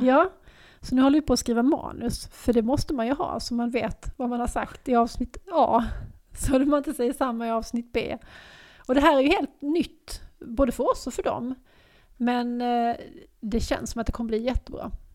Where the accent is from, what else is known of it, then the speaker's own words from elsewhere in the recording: Lund, Skåne, Sweden; moved away as an adult; also born or lived in Stockholm; jag har flyttat hem igen. Jag har flyttat, flyttat från Stockholm tillbaks till Lund